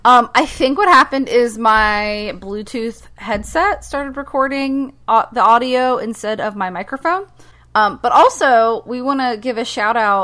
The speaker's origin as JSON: {"language": "English", "region": "the South", "country": "United States", "said": "we're from the South"}